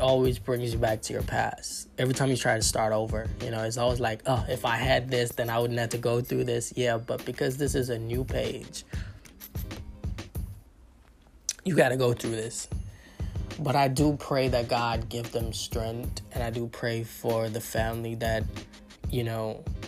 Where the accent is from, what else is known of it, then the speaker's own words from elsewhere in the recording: Nassau, Bahamas; moved away; I'm from the Bahamas. And, like, because I lived in the capital, which is Nassau